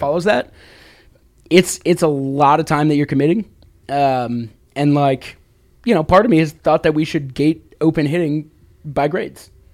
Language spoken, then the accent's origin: English; Chicago, Illinois, United States; now in Washington, United States; me growing up in the Chicago area